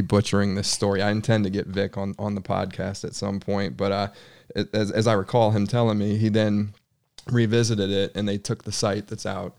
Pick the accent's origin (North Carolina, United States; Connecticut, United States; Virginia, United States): North Carolina, United States; Charlotte; I was from Charlotte